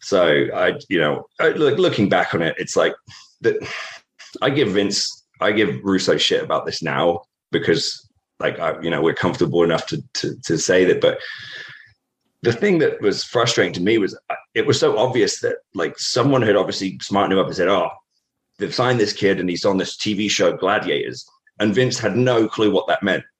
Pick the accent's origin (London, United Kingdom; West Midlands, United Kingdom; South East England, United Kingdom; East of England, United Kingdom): East of England, United Kingdom; Norfolk, East Anglia; moved away; I grew up in Norfolk, uh, in on the east East Anglia in England.